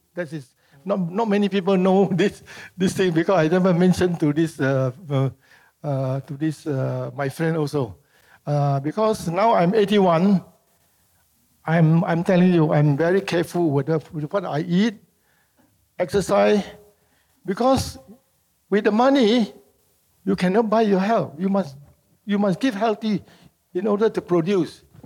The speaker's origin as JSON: {"language": "English", "country": "Singapore", "tie": "born or raised there", "also_born_or_lived": "Medan, Indonesia"}